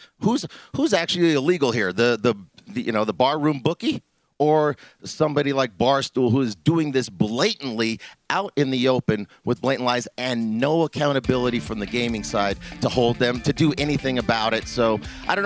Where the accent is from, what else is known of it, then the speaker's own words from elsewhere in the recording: Denver, Colorado, United States; where I grew up in North Denver, I grew up right by the Broncos Stadium